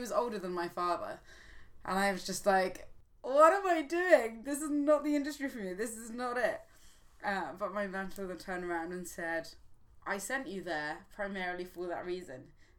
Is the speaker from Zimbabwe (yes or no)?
yes; Zimbabwe; born there; Because I was born in Zimbabwe.